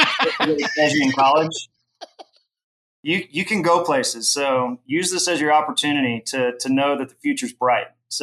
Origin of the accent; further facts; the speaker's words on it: Houston, Texas, United States; also born or lived in Austin; I grew up in Houston